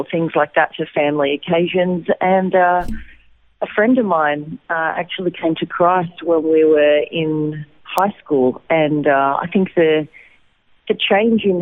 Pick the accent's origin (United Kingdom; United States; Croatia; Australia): Australia; Wollongong, New South Wales; moved away as an adult; also born or lived in Lismore, Australia / Sydney, Australia; now in Israel; I was actually born in Lismore in New South Wales, up near the Queensland border, but I grew up in Wollongong on the south coast